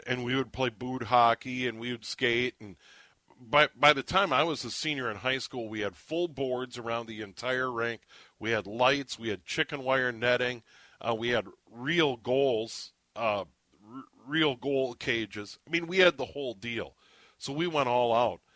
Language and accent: English; Minnesota, United States; I'm a Minnesotan. I was born here. I live here year round.